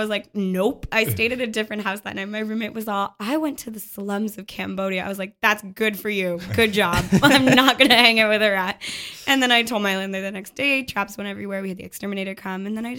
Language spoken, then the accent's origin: English; Toronto, Ontario, Canada; now in Montreal, Canada; there's this area in Toronto, that's where I'm from.